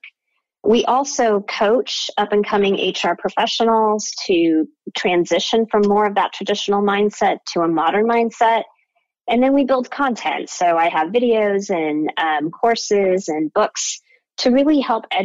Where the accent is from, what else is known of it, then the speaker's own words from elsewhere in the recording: Orange County, California, United States; also born or lived in Downey, California / Berkeley, California / Pasadena, California; I was born in Downey, California, and grew up here in Orange County.